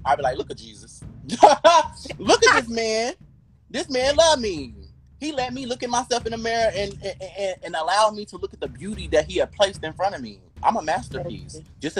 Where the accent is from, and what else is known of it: Kentucky, United States; now in Los Angeles, United States